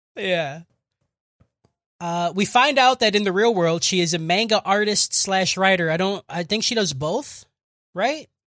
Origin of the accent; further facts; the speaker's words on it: United States; I'm fucking American